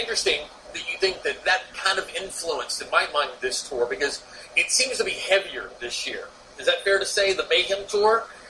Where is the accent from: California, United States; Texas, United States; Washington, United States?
Texas, United States; moved away as an adult; also born or lived in New York; I was born and raised in Texas. Now, I lived in New York for about 7 years and just moved back.